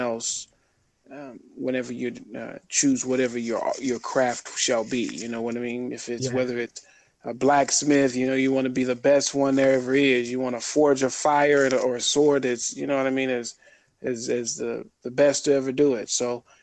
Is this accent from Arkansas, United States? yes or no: yes; Little Rock, Arkansas, United States; I grew up in Little Rock, Arkansas